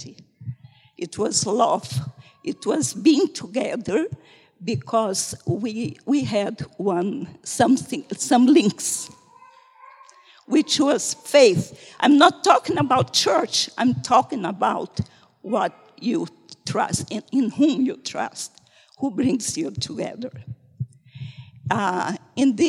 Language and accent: English; North Brazil, Brazil; moved away as an adult; I come from North Brazil, 3,000 kilometers away from him